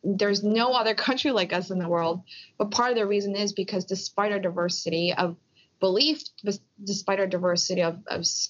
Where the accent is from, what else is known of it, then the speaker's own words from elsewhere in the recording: Philadelphia, Pennsylvania, United States; I was born in Philly with my parents, but my parents are from Korea.